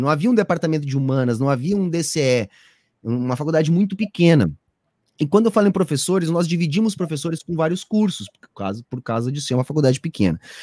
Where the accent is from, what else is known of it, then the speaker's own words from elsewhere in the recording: Osório, Rio Grande do Sul, Brazil; also born or lived in Porto Alegre; eu sou natural de Porto Alegre